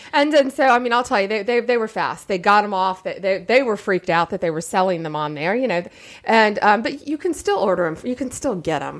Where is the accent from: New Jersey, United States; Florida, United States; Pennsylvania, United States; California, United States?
Florida, United States; Tampa; I'm from Central Florida, I'm from Tampa Bay.